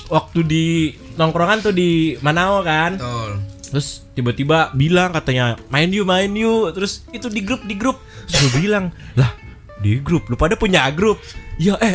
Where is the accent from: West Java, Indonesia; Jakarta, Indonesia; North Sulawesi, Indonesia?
West Java, Indonesia; Cirebon; sih dari dari gua lahir gua udah di Cirebon. Terus terus gua tumbuh besar di Cirebon. Rumah gua di kabupaten cuman Uh